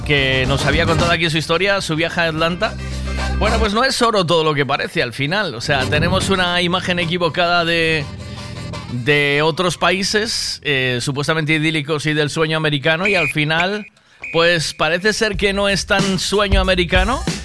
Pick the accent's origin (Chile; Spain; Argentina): Spain; Tui, Galicia; moved away; Yo, soy de Tui, me vine para aquí, yo eh, mi vida está en Tui